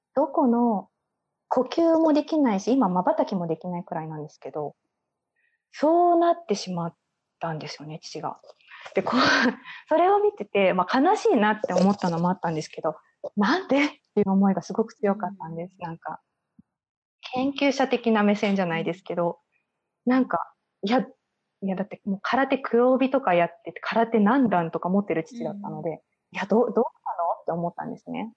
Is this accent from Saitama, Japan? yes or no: yes; Saitama, Japan; moved away as an adult; also born or lived in Tokyo; now in Halifax, Canada; 埼玉育ちっていう微妙な都会なんですけど、私が育ったのは。